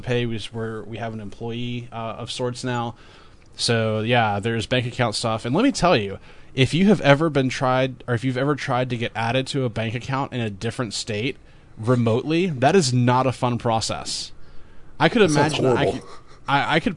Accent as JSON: {"language": "English", "region": "the South", "country": "United States", "said": "I'm from the South"}